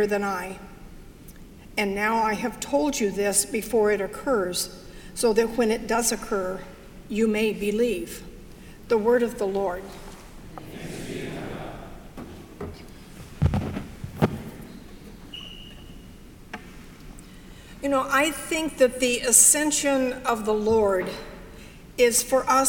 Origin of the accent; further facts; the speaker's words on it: Arkansas, United States; I was raised in Arkansas